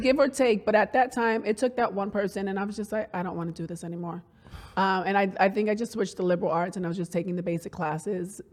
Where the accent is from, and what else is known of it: New York City, New York, United States; born or raised there